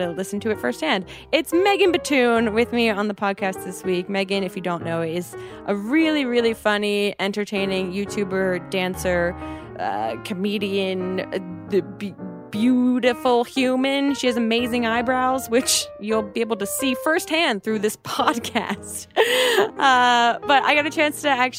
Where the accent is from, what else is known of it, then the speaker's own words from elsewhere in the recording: New Jersey, United States; now in Los Angeles, United States; I'm from New Jersey